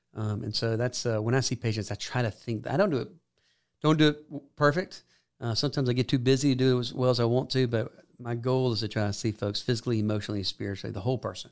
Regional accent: Columbus, Georgia, United States; also born or lived in Athens, Georgia; I'm from Columbus, Georgia

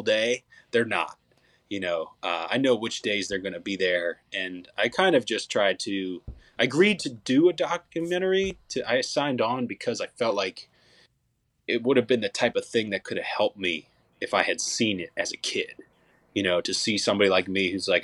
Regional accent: Montgomery County, outside Philadelphia, Pennsylvania, United States; moved away as an adult; now in Nashville, United States; it was cool growing up outside of the Philadelphia area. I was about 45 minutes west

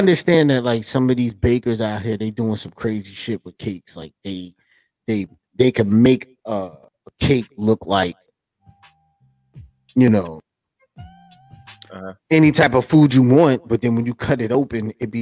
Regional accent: New York City, New York, United States; I'm from New York City

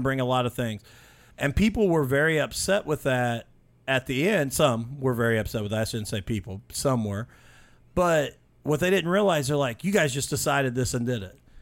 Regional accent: Mitchell, Indiana, United States; I grew up in Mitchell, Indiana, just south of here

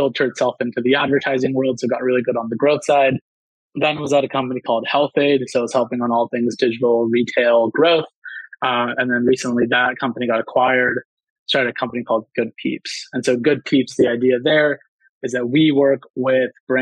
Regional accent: San Diego, California, United States; I grew up in San Diego

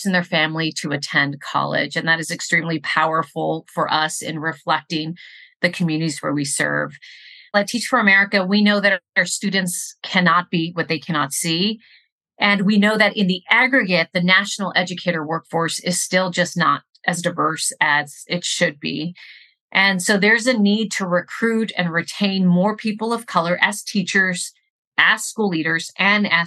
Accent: Rio Grande Valley, Texas, United States; I grew up in the Rio Grande Valley, and in my community, we have a population that is predominantly Mexican-American.

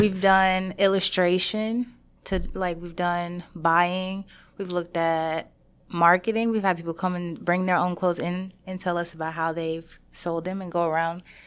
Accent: Shreveport, Louisiana, United States; I'm from Shreveport

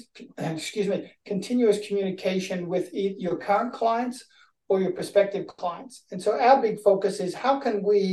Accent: Australia; I'm from Australia

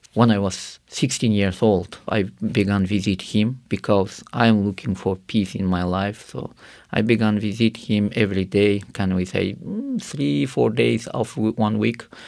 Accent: Karakalpakstan, Uzbekistan; English is a second language; I grew up in Karakhal, Pakistan, where it is, uh, one of Muslim country

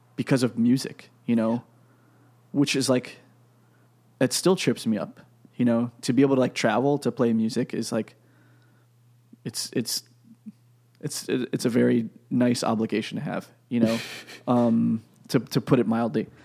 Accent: Pennsylvania, United States; I'm from Pennsylvania

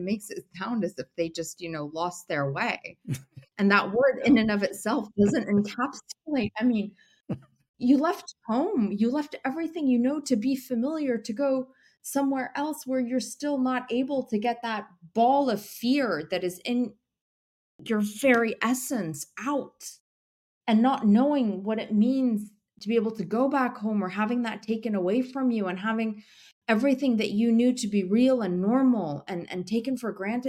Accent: United States; I was driven into, you know, journalism because I am Syrian American, and 9/11 had happened, and the anti-Arab rhetoric was just out of control.

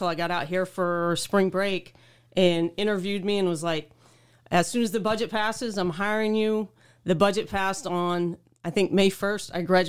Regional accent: the South, United States; It was a little bit off for me because, you know, I'm born and raised in the South.

